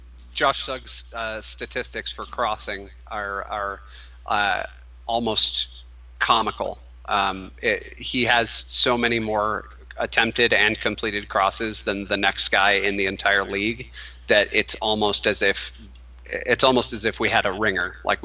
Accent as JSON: {"language": "English", "region": "Minnesota", "country": "United States", "tie": "born or raised there", "lives_now": "Colorado Springs, United States", "said": "I know that when I was just moving out to Colorado Springs, I was very sad that I was losing my hometown team, Minnesota United."}